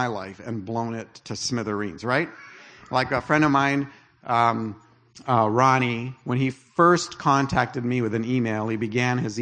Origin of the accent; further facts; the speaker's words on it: Canada; I'm Canadian